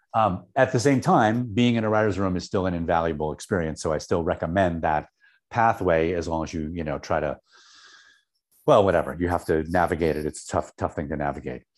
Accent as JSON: {"language": "English", "town": "Syracuse", "region": "New York", "country": "United States", "tie": "born or raised there", "moved": "as an adult", "said": "I grew up in Syracuse"}